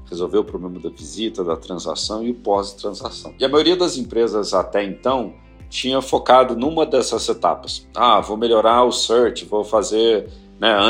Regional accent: Belo Horizonte, Minas Gerais, Brazil; moved away as an adult; now in São Paulo, Brazil; Então, tanto o André quanto eu não éramos de São Paulo. Eu vim de BH para São Paulo 2006, eh, enfim, no começo da minha carreira

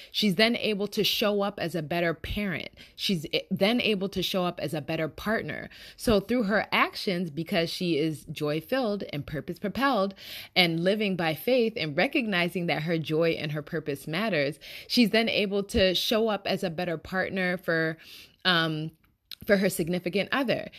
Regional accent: Nigeria; I am Nigerian

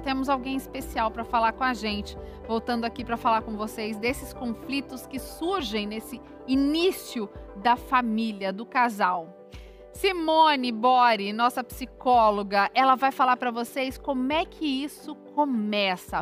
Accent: Bahia, Brazil; sou do Nordeste, baiana, tem toda uma cultura familiar

